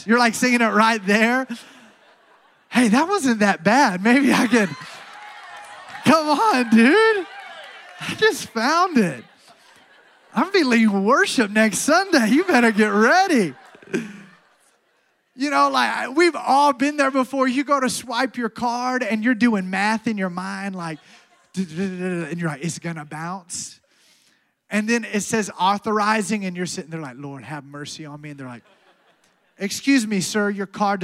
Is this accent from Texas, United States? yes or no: no; Alabama, United States; moved away; I'm from Alabama